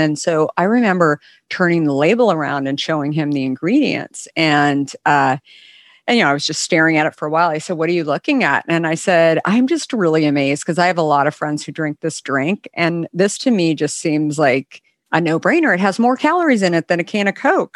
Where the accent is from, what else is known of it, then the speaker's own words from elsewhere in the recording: West Coast, United States; I grew up on the West Coast